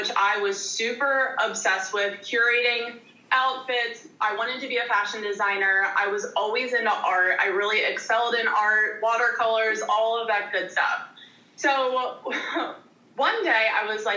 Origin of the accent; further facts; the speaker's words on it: outside of Philadelphia, Pennsylvania, United States; moved away as an adult; also born or lived in Richmond, Virginia / East Carolina; I grew up outside of Philadelphia in the sticks